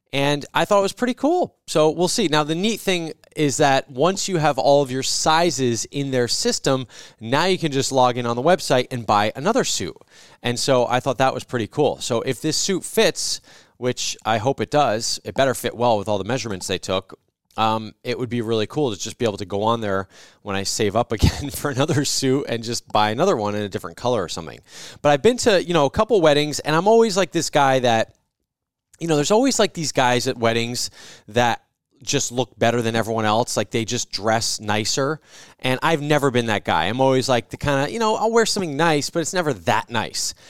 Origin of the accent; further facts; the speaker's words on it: New Jersey, United States; When I grew up in New Jersey, we had service merchandise